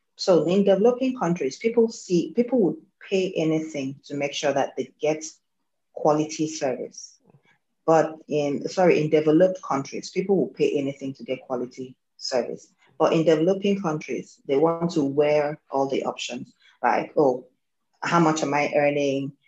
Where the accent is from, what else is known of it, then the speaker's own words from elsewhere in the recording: Nigeria; I am Nigerian, based here in Nigeria as well